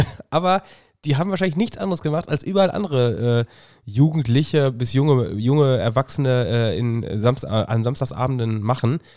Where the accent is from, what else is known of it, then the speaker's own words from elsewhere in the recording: Germany; ich bin Deutscher